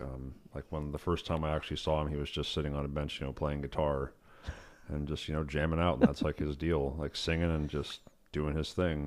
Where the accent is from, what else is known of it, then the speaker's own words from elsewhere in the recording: Yosemite, California, United States; started out in, uh, Yosemite. It's where I grew up